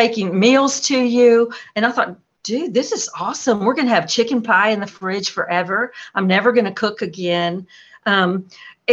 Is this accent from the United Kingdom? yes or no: no; Atlanta, Georgia, United States; moved away as an adult; also born or lived in Boston / Belton, South Carolina; now in North Carolina, United States; I grew up in Atlanta